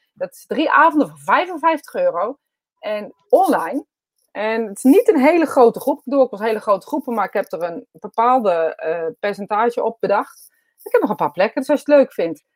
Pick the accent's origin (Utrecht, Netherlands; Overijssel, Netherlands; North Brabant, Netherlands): Utrecht, Netherlands; accent: Utrechts; ik een eh, Utrechts accent heb